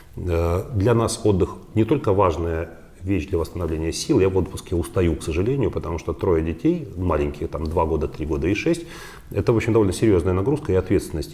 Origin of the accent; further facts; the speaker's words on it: Odesa, Odesa Oblast, Ukraine; moved away as an adult; now in Russia; Украина была страной, в которой я прожил э, с дошкольного периода до 33 лет всю вот важную часть моей жизни, когда я формировался